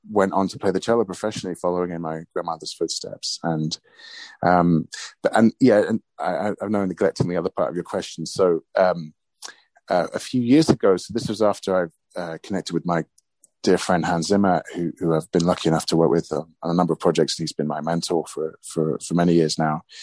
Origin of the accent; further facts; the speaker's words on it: United Kingdom; And that's the reason I'm British is because they were refugees.